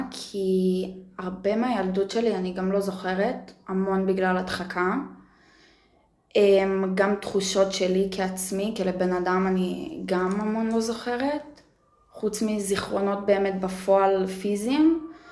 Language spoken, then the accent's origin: Hebrew; Yavne, Central District, Israel; אני גדלתי ב- ביבנה